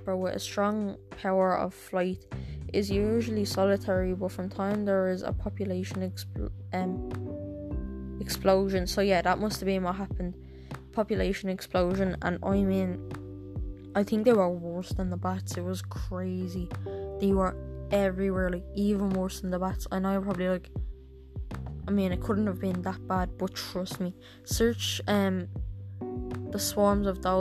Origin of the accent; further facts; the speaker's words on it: Ireland; I'm Irish